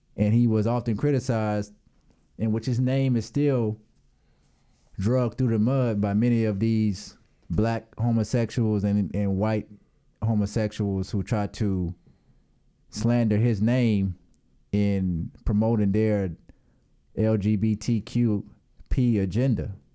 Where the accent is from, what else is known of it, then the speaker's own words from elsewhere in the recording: United States; I'm from the United States